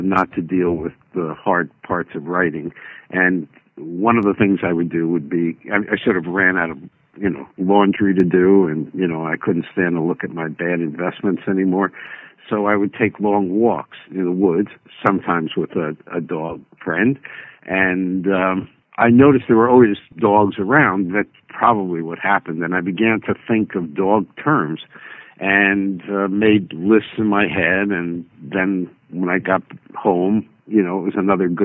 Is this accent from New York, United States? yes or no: no; New Jersey, United States; I grew up in New Jersey.